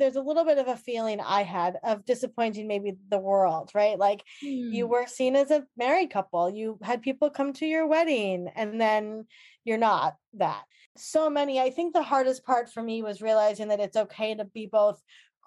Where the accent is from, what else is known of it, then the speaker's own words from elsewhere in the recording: Long Island, New York, United States; I am from Long Island